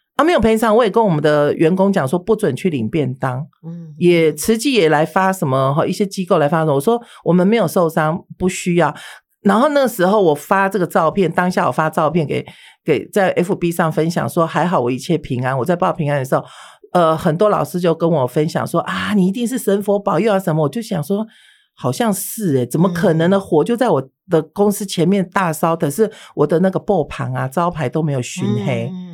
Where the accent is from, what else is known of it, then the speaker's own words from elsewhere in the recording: Taiwan; 我从小是出生于，我父母都是外省人，都是外省，都是嗯。大陆人哈。好，那我是出生在台湾的外省的第二代